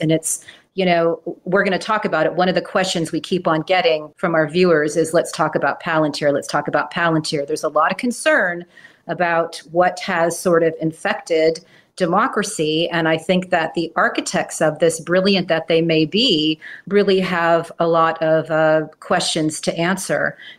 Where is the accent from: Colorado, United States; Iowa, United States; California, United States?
California, United States; Bay Area; being from the Bay Area and seeing what Silicon Valley did to my hometown is very painful. You know, growing up in the 70s